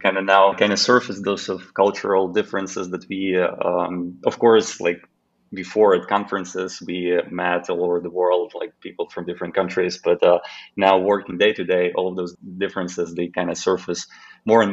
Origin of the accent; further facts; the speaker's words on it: Khmelnytskyi, Khmelnytskyi Oblast, Ukraine; moved away as an adult; now in Slovakia; one single office in my hometown in Ukraine, which is called Khmelnytskyi